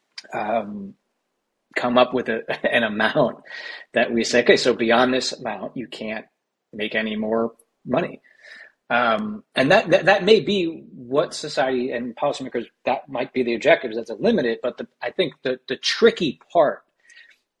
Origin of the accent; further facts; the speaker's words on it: United States; accent: American; by the accent as an American